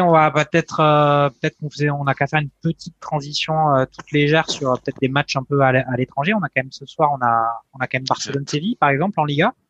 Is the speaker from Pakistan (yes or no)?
no; France; on est français